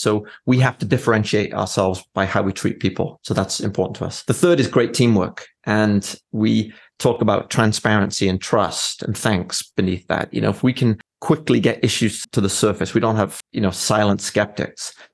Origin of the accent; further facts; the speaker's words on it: Wales, United Kingdom; moved away as an adult; now in Fort Wayne, United States; when I was very young, I grew up in Wales